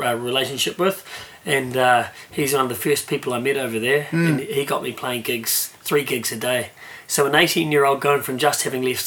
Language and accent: English; Lower Hutt, Wellington, New Zealand; also born or lived in Ireland; I was born in Ireland, but grew up in the beautiful Lower Hutt